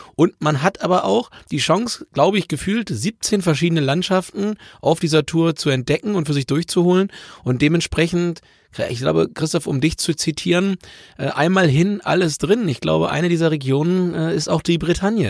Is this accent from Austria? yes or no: no; Hamburg, Germany; für mich als Hamburger